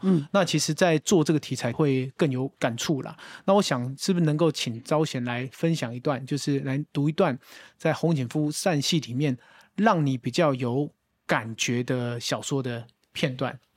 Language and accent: Chinese; Taiwan; 我们台湾人拢讲自己韩籍囡仔